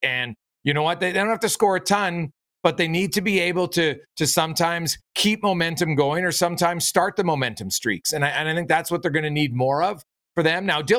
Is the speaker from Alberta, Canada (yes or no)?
yes; Edmonton, Alberta, Canada; I'm from Edmonton. I love Edmonton.